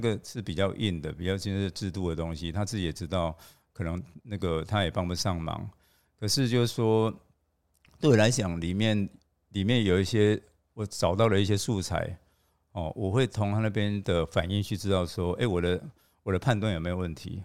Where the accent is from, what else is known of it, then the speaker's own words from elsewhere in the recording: Taiwan; 作为台湾人